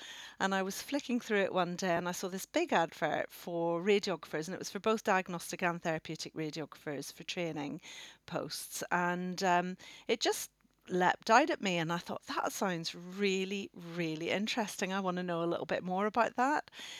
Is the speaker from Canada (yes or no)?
no; Northern Ireland, United Kingdom; moved away as an adult; now in Oxford, United Kingdom; And I come from Northern Ireland originally. You might be able to pick up my accent, but bearing in mind I came over to Oxford when I was 18